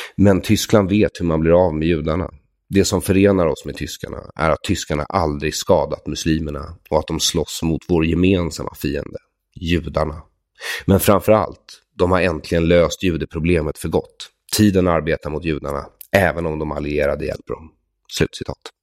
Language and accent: Swedish; Sweden; vi svenskar